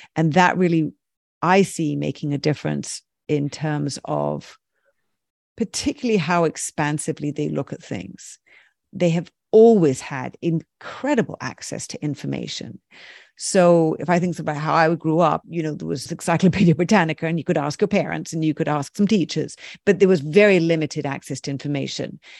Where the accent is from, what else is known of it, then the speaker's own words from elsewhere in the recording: United Kingdom; I'm very British